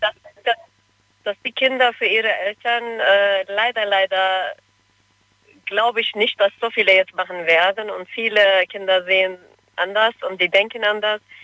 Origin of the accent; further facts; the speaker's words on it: Cologne, North Rhine-Westphalia, Germany; also born or lived in Turkey; Ich bin in Köln aufgewachsen